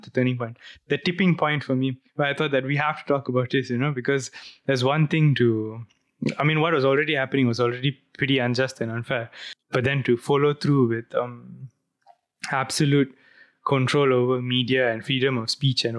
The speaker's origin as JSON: {"language": "English", "country": "Malaysia", "said": "as a Malaysian"}